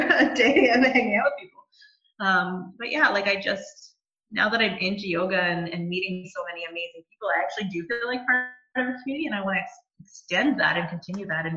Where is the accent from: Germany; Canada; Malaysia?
Canada; Bowmanville, Ontario; I grew up in Bowmanville, so it's actually really exciting for me to have my business in my hometown